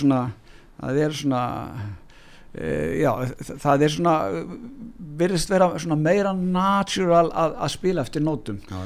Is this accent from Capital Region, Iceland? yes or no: yes; Hafnarfjörður, Capital Region, Iceland; nú er ég komin í heimabæin minn, Hafnarfjörð